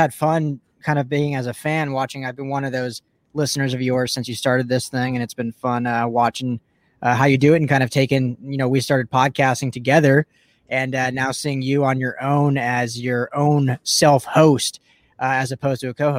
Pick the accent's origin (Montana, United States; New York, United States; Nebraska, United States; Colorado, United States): Colorado, United States; Denver; now in Los Angeles, United States; I'm originally from Denver